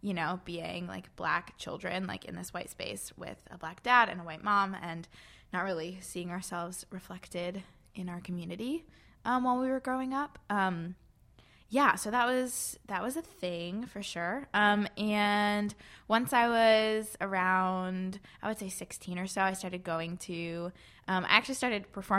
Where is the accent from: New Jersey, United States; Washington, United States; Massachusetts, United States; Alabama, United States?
Massachusetts, United States; Palmer; I grew up in Palmer, Massachusetts.